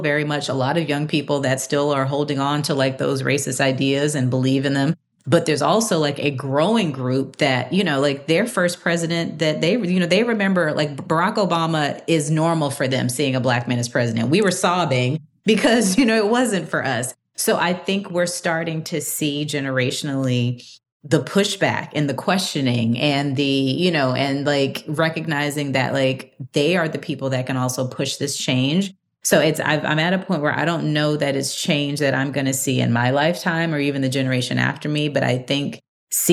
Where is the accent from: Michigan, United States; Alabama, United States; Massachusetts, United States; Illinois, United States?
Alabama, United States; Montgomery; I grew up in Alabama. I grew up in Montgomery, Alabama